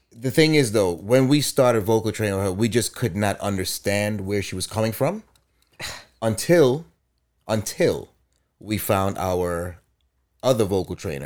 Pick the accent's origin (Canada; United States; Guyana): Guyana; moved away; I grew up in Guyana